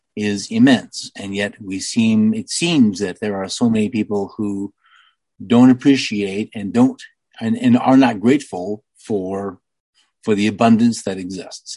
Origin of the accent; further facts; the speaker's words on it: United States; I'm only an American